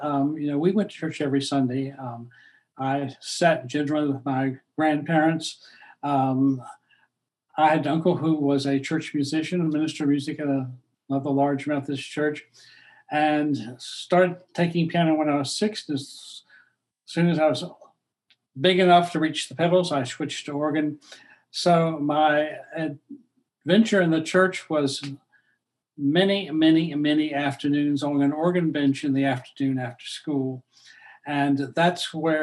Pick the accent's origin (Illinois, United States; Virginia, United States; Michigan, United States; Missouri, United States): Virginia, United States; Norfolk; moved away as an adult; now in Orlando, United States; I was born in Norfolk, Virginia